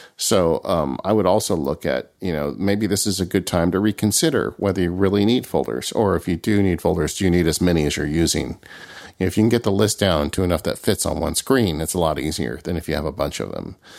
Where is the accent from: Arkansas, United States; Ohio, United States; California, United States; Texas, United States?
California, United States; as a Californian